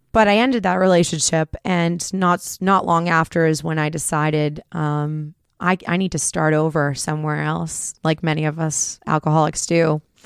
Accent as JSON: {"language": "English", "town": "Groton", "region": "Massachusetts", "country": "United States", "tie": "born or raised there", "said": "I grew up in Groton, Mass, so not a lot of bad things going on there"}